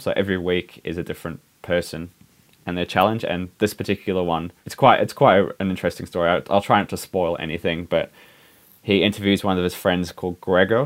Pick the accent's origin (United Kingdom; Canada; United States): United Kingdom; England; now in New Zealand; growing up in England